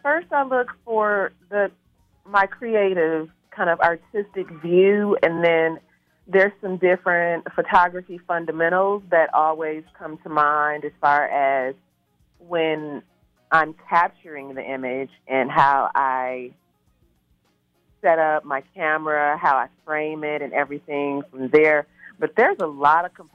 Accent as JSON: {"language": "English", "region": "Wisconsin", "country": "United States", "said": "I am originally from Wisconsin"}